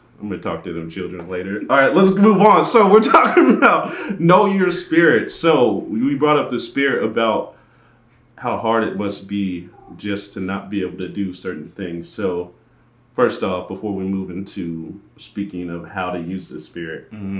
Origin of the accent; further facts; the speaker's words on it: Philippines; So being Filipino, you get the...